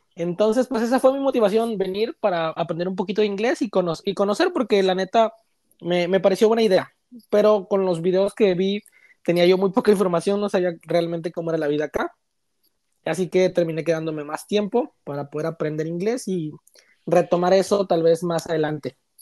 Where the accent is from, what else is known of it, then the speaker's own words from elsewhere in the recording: Chiapas, Mexico; moved away as an adult; now in Toronto, Canada; Soy originario de Chiapas, eh, el estado que está pegadito a Guatemala.